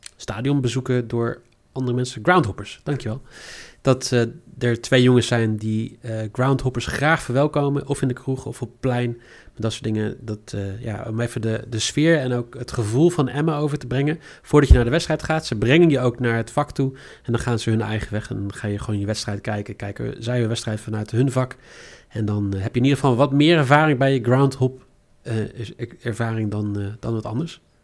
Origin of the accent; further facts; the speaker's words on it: Netherlands; also born or lived in Ireland; als Nederlander